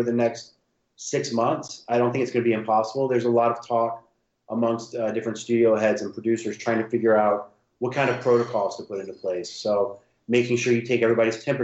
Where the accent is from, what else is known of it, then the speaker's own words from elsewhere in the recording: Cumberland, Virginia, United States; moved away as an adult; now in California, United States; I am originally from a small town in Virginia. It's called Cumberland, and the nearest actual town was Farmville, Virginia, and I went to school there.